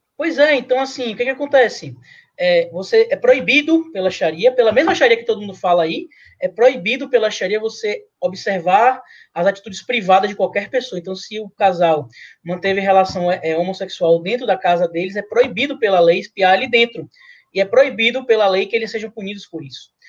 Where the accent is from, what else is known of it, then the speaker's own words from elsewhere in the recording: Bahia, Brazil; Eu sou baiano